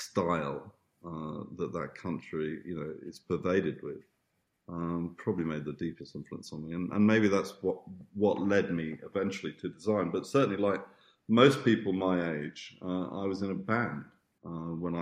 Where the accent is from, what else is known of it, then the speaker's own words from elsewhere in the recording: Tunbridge Wells, South East England, United Kingdom; also born or lived in Italy / Australia; I grew up on a farm, which after my mother married this rich Italian, he was trying to play at being an English country gentleman. He had this lovely farm in Tunbridge, outside Tunbridge Wells in Kent.